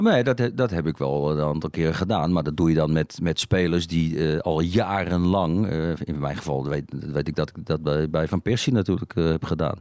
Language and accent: Dutch; Netherlands; Ik ben Nederlander